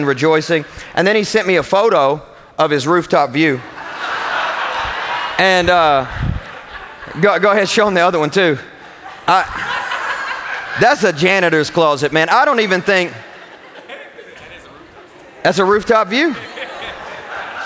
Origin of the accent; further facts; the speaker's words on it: Kentucky, United States; I'm from Kentucky